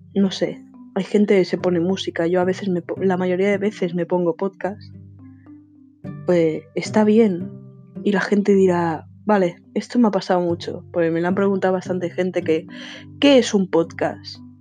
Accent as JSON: {"language": "Spanish", "country": "Spain", "said": "soy de España"}